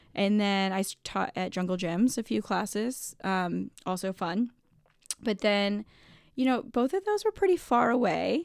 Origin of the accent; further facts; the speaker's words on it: Toledo, Ohio, United States; I grew up in Toledo